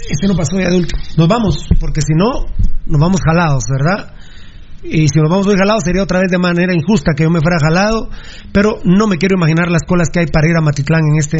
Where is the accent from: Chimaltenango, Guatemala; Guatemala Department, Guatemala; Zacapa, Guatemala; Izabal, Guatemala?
Guatemala Department, Guatemala; Guatemala City; yo soy de la zona 6, amigos oyentes, ahí está la Rubén Darío y la Marta Bolaños de Prado, allá en la zona 6, de donde yo soy.